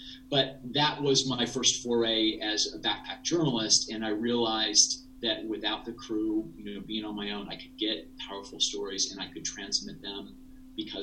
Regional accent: rural Ohio, United States; I grew up in a small town in rural Ohio

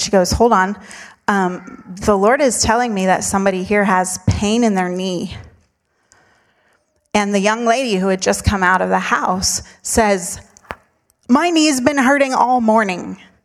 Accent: United States; We said we're from America

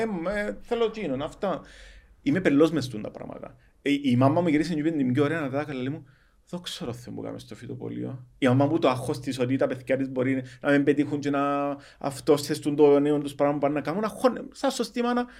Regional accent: Cyprus; accent: Cypriot; Εγώ είμαι χόρκατο Κυπρίο, θέλω να μιλώ, έχω διάλεκτο

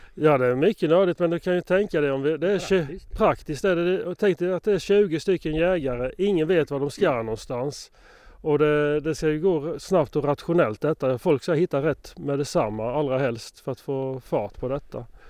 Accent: Moanäs, Sweden; det var hemma i Moanäs

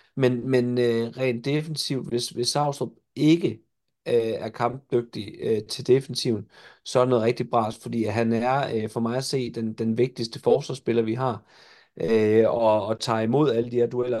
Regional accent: Jutland, Denmark; jeg er jo jyde

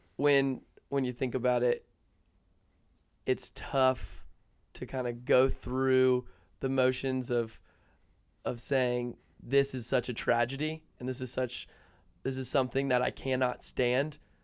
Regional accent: Atlanta, Georgia, United States; I live in the suburbs because I'm from Atlanta.

